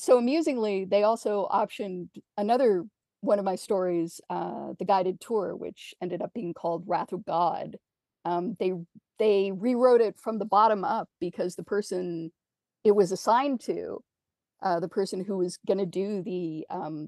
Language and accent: English; Canada